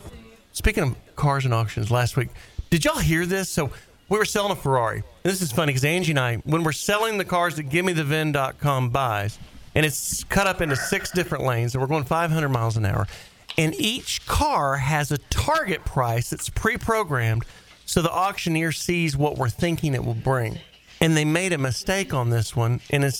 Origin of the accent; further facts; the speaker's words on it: Dallas, Texas, United States; also born or lived in Fort Worth; I'm from I'm from Dallas